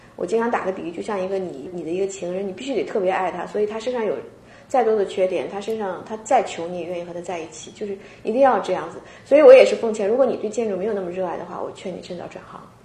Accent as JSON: {"language": "Chinese", "country": "China", "moved": "yes", "lives_now": "Seattle, United States", "said": "我们本身就国内来的"}